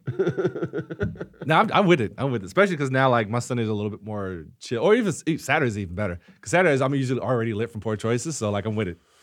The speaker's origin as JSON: {"language": "English", "region": "the South", "country": "United States", "tie": "born or raised there", "said": "growing up in the South, you know, everyone cooks in my family"}